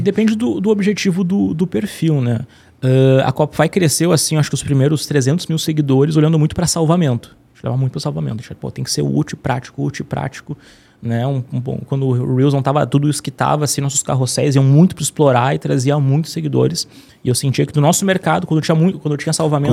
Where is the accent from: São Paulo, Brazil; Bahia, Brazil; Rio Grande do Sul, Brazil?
Rio Grande do Sul, Brazil; Porto Alegre; Eu sou, eu sou de Porto Alegre